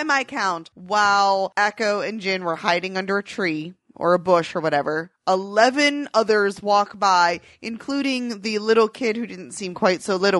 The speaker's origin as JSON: {"language": "English", "country": "Ireland", "said": "Okay, I have no idea what any of that is, and I'm Irish."}